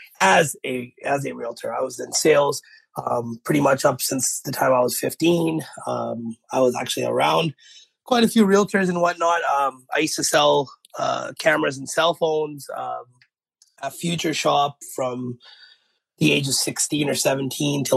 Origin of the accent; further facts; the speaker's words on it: Victoria, British Columbia, Canada; moved away as an adult; also born or lived in Lower Mainland, British Columbia; now in Surrey, Canada; I'm born and raised in Victoria. Moved here in 2011